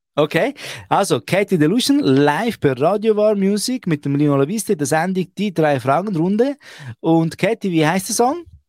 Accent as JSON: {"language": "German", "country": "Switzerland", "said": "bei uns Ausländern, die wo, wo in der Schweiz aufwachsen."}